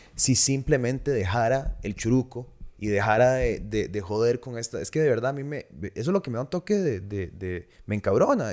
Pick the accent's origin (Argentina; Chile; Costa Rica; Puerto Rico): Costa Rica; todos somos ticos